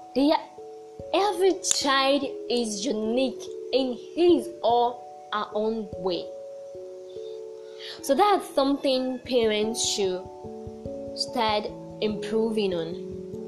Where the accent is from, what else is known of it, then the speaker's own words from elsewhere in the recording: Oloibiri, Bayelsa, Nigeria; I come from Olubi, the community that first discovered oil in Nigeria